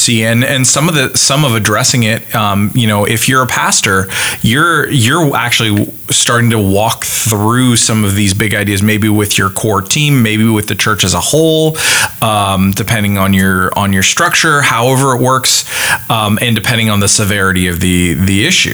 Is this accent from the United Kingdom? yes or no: no; Canada; moved away; me being a Canadian transplant